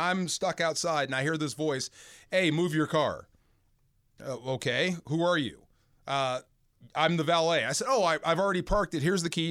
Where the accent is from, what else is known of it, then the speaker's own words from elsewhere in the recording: California, United States; moved away; also born or lived in St. Louis; I'm a Californian